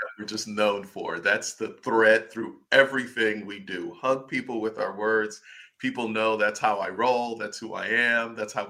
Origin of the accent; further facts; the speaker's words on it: Buffalo, New York, United States; now in Orlando, United States; But I'm from Buffalo, New York.